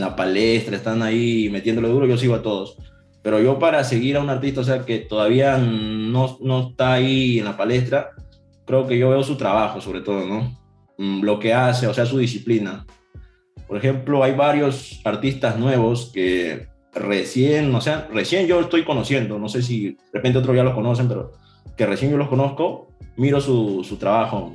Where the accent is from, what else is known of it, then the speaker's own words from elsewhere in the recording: Ica, Peru; decía que yo era de ICA